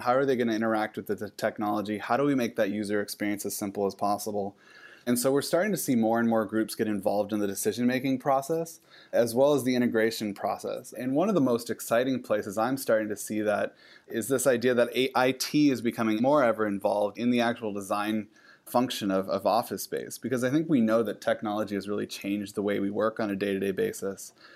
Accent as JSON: {"language": "English", "region": "Pacific Northwest", "country": "United States", "tie": "born or raised there", "said": "I grew up in the Pacific Northwest"}